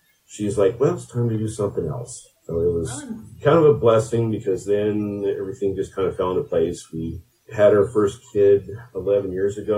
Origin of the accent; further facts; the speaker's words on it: Craig, Colorado, United States; also born or lived in Grand Junction, Colorado; I grew up in Craig, Colorado. We moved here in 1998